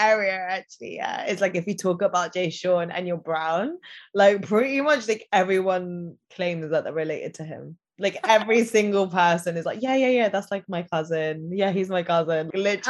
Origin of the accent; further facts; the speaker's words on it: United Kingdom; they share like my British Asian culture, because that is a part of me, isn't it? Like I've got British passport, I'm British Indi